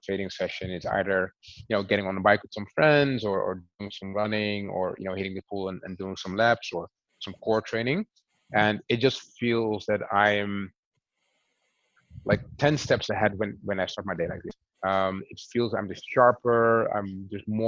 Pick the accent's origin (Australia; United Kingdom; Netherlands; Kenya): Netherlands; I'm Dutch, born and raised, but heritage is from the Dutch Caribbean.